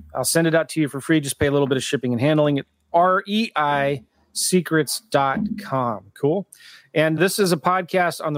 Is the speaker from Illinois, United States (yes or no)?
no; San Diego, California, United States; now in St. Louis, United States; I'm from San Diego